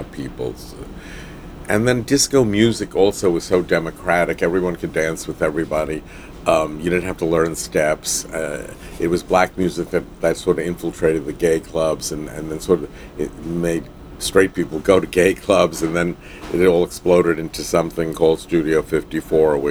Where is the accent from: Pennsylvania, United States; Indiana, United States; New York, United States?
New York, United States; Long Island; also born or lived in Brooklyn, New York; we actually moved to Long Island on my 8th birthday